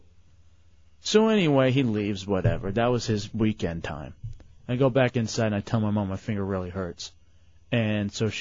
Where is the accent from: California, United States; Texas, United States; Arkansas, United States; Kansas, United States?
Texas, United States; moved away; I'm from Texas